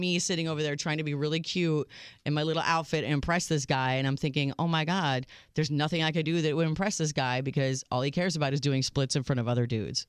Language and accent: English; Minnesota, United States; moved away; I grew up in Minnesota